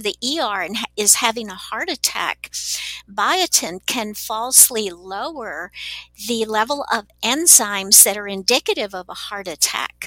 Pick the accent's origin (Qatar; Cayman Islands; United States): United States; Texas; now in Salt Lake City, United States; I grew up in Texas, so I speak Spanish